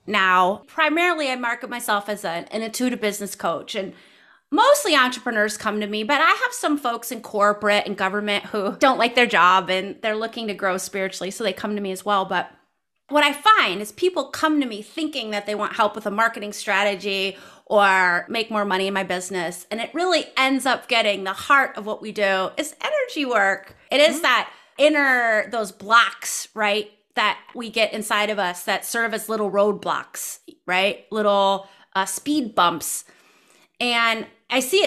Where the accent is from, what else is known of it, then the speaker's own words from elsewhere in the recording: United States; moved away as an adult; now in The Hague, Netherlands; I'm originally from the States, but I've been abroad most of my adult life.